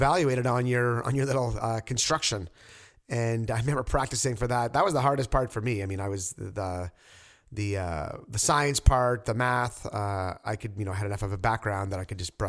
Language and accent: English; Quebec, Canada; now in Toronto, Canada; I'm from Quebec